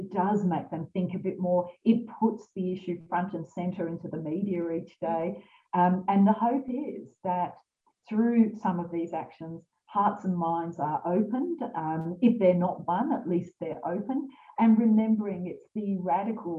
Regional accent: Lismore, New South Wales, Australia; I'm from Lismore.

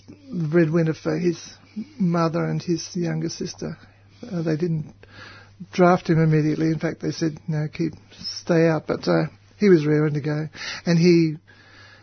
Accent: Melbourne, Victoria, Australia; also born or lived in Reservoir / Sydney / Brisbane / East Gippsland; We lived in East Melbourne and I was born not at home but up two blocks away at the Mercy Hospital

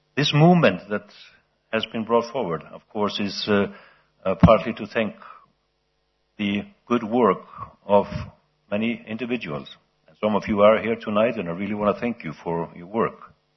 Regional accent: Iceland; in my home country, Iceland

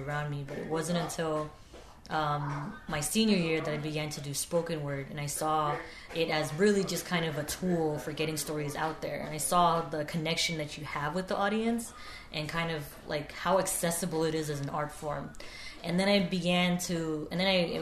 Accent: Marshall Islands; I am from the Marshall Islands

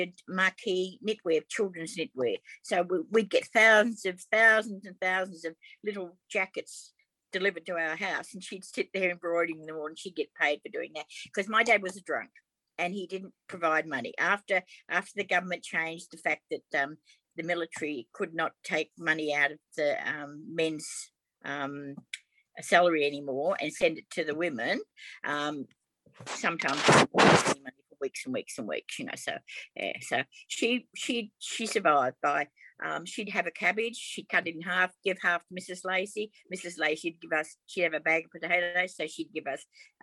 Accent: Melbourne, Victoria, Australia; I grew up in Aberfeldy

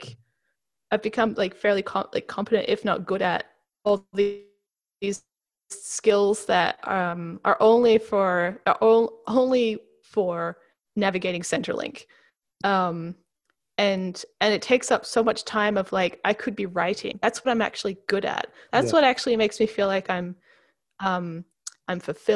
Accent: Queensland, Australia; accent: Queensland; my Queensland accent

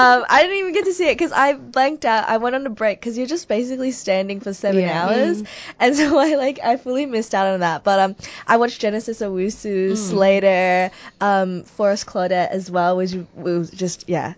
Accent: Echuca, Victoria, Australia; moved away; I'm from Echuca.

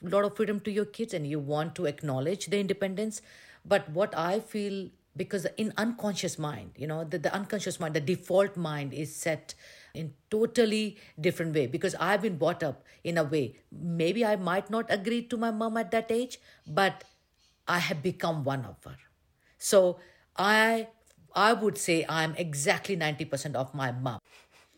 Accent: India; moved away as an adult; I've been born and brought up in India

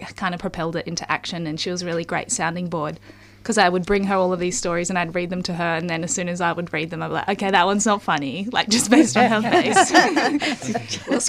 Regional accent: Mission Beach, Queensland, Australia; also born or lived in Brisbane; now in Sydney, Australia; I'm from North Queensland originally

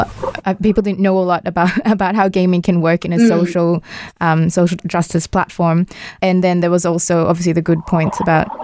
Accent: Australia; as Australian citizens, even though we are not refugees

